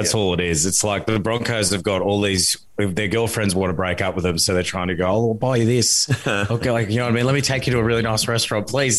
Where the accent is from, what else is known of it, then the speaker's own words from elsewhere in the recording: Tonga; born there; Well, because I was born in Tonga, so I like seeing him chuck on the red jersey during the World Cup